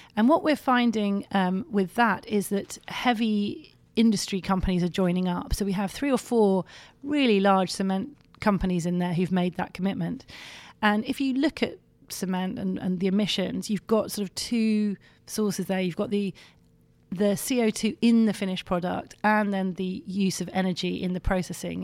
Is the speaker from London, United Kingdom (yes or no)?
yes; London, United Kingdom; I come from London